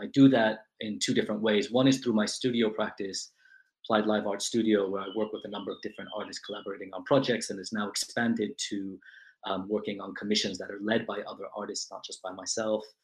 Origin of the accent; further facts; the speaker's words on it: New York City, New York, United States; also born or lived in Chile; I was born in New York City to parents who emigrated from Chile